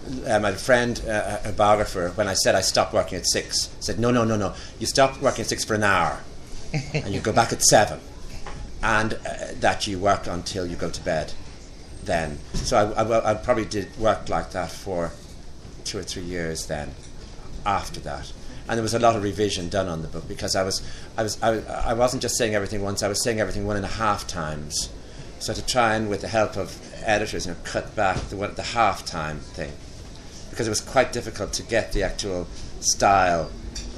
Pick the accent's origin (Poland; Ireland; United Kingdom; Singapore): Ireland; I find being gay and being Irish really tiring.